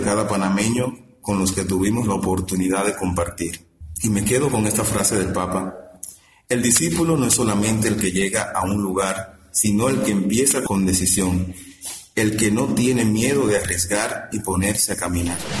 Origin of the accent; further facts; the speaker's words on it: Cuba; soy hermano de la Salle, cubano